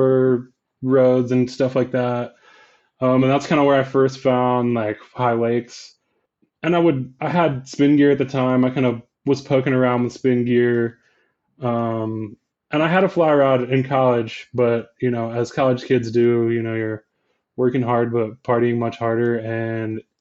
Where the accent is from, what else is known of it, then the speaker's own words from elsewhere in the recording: Virginia, United States; I was born and raised in Virginia in kind of like the heart of the Blue Ridge Mountains